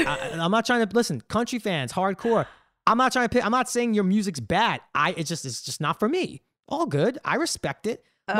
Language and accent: English; New York, United States; I grew up in New York.